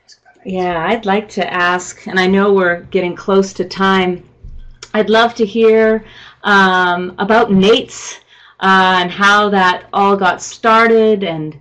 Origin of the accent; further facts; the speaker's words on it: Canada; I am from Canada